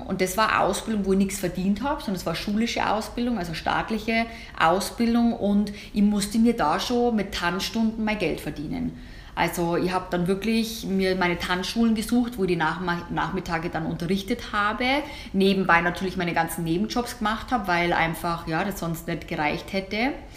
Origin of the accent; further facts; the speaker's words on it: Germany; bei uns in Deutsch oder in Deutschland